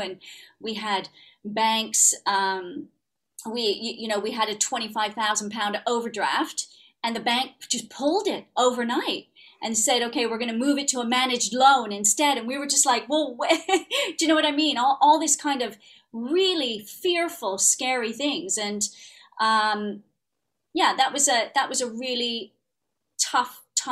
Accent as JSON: {"language": "English", "town": "Ottawa", "region": "Ontario", "country": "Canada", "tie": "born or raised there", "accent": "Canadian", "moved": "yes", "lives_now": "United Kingdom", "said": "grew up in Ottawa."}